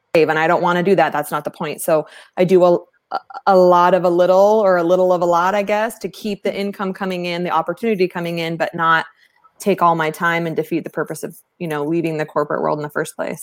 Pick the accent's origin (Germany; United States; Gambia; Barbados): United States; East Valley, Arizona; Arizona native, one of the few, right? Born and raised in the East Valley